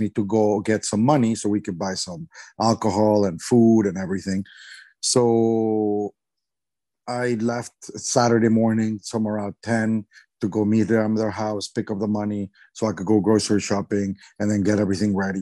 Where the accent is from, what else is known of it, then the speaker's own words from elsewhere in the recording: Mexico; I'm from Mexico